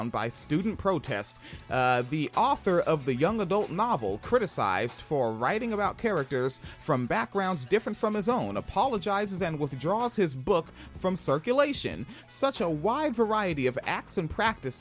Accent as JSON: {"language": "English", "town": "Spanaway", "region": "Washington", "country": "United States", "said": "I'm from Washington State. I sound like the trash from Spanaway that I am"}